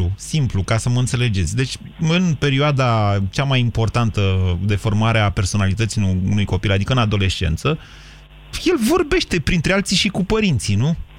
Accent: Drobeta-Turnu Severin, Mehedinți County, Romania; eu sunt de la Severin Severin

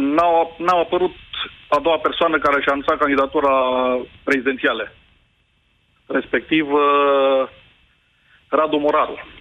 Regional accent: Craiova, Dolj, Romania; eu sunt din Craiova

